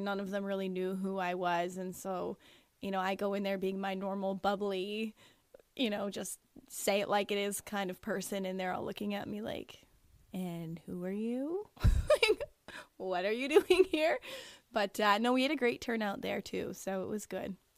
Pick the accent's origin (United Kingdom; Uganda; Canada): Canada; Niagara-on-the-Lake, Ontario; now in St. Catharines, Canada; born and raised in Niagara on the Lake, moved to St. Catharines when I was 16 and have basically lived there ever since